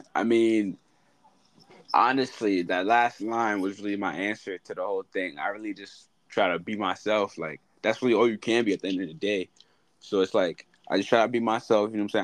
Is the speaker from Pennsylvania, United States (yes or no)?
no; New York City, New York, United States